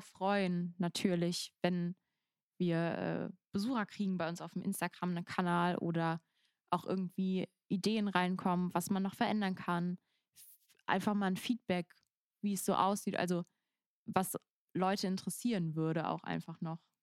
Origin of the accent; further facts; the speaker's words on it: Rhens, Rhineland-Palatinate, Germany; in meinem Heimatdorf äh, irgendwie so ein bisschen aus, halt in Rehens